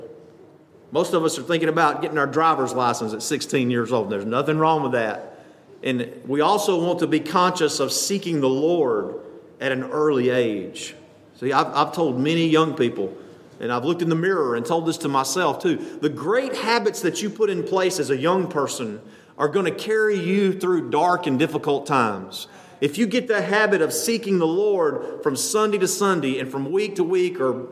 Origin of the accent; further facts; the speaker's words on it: Lamar County, Alabama, United States; also born or lived in Birmingham, Alabama; I'd go home out in the backwoods of Lamar County to worship